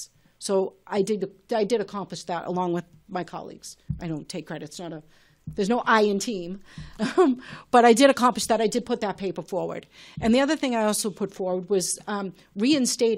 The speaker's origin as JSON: {"language": "English", "town": "Malden", "region": "Massachusetts", "country": "United States", "tie": "born or raised there", "said": "coming from being born and brought up in Ward 7 and living on the same street as I have since I was four"}